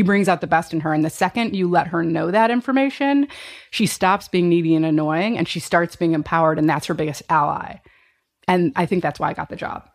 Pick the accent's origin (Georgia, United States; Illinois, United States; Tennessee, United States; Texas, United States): Illinois, United States; Chicago; growing up in Chicago